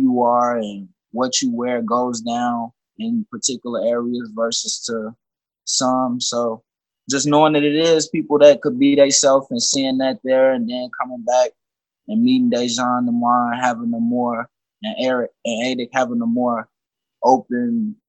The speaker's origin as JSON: {"language": "English", "town": "Chicago", "region": "Illinois", "country": "United States", "said": "I'm from Chicago. You know, I moved around a little bit growing up."}